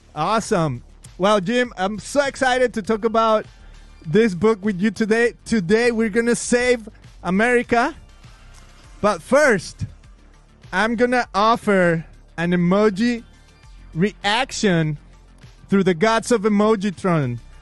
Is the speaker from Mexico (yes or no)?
yes; Mexico; moved away; I'm from Mexico. I'm I'm Mexican